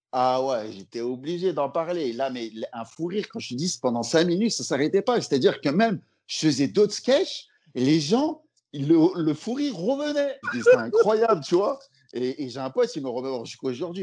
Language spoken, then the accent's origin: French; Lyon, Auvergne-Rhône-Alpes, France; moved away as an adult; now in Paris, France; je suis lyonnais de base